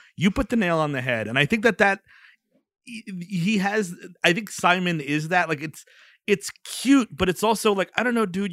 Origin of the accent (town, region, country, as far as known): United States